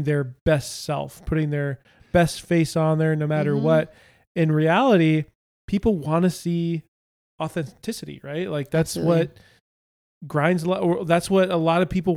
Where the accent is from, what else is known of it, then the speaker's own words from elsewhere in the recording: Southern California, United States; growing up in Southern California